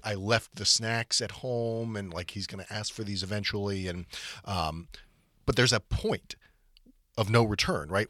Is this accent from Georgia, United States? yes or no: yes; Atlanta, Georgia, United States; moved away; where I grew up in Atlanta